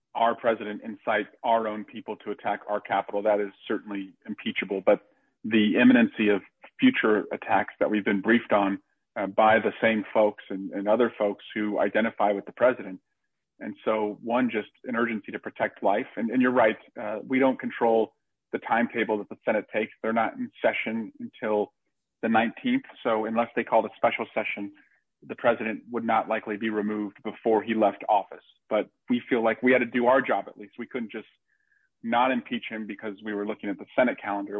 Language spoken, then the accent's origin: English; Alameda County, California, United States; born or raised there